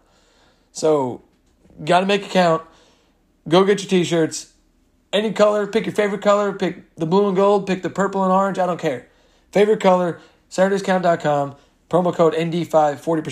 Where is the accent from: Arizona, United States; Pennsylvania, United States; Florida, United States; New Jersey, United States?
New Jersey, United States; Red Bank; I was born in Red Bank, New Jersey.